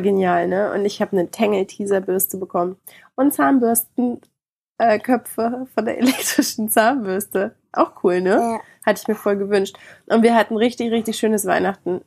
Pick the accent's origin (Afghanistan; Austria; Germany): Germany; Bei uns in Deutschland